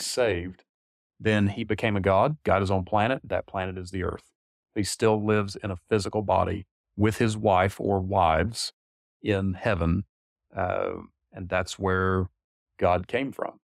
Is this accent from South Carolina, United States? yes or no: yes; Taylors, South Carolina, United States; also born or lived in Salt Lake City, Utah; I grew up in this area. I grew up in Taylor, so not too far down the road here from where we're sitting here